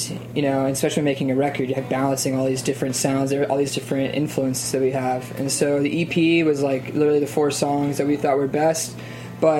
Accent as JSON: {"language": "English", "town": "Nashville", "region": "Tennessee", "country": "United States", "moved": "yes", "lives_now": "New York, United States", "said": "I'm from Nashville, Tennessee, and I grew up with just the songwriting element"}